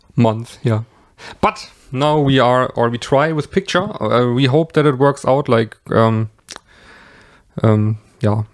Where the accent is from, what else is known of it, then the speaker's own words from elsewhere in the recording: Germany; I am from Germany